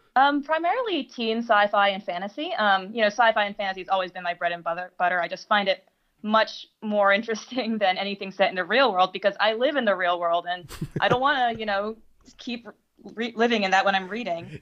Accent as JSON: {"language": "English", "country": "United States"}